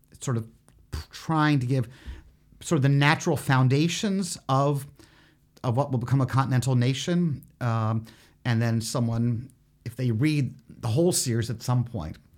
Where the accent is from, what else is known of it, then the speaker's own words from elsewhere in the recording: Philadelphia, Pennsylvania, United States; that's also my hometown